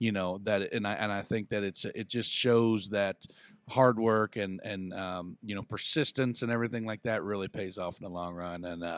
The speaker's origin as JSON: {"language": "English", "town": "Huntingburg", "region": "Indiana", "country": "United States", "tie": "born or raised there", "said": "You know, you growing up around my old man. You know, growing up in the Holland Huntingburg area, my grandparents knowing your mom and dad."}